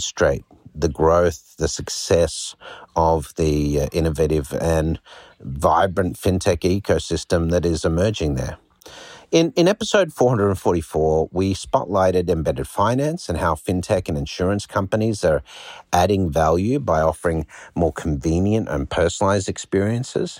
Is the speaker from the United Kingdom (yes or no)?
no; Australia; moved away as an adult; now in United States; an Aussie living in the United States the last 12 years and living offshore from Australia for 20 years.